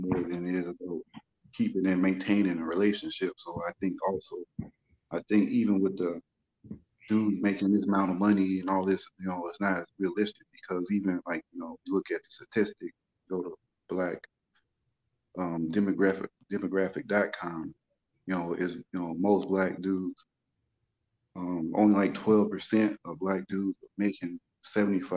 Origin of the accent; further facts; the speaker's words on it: United States; I'm Black American. And I'm also East African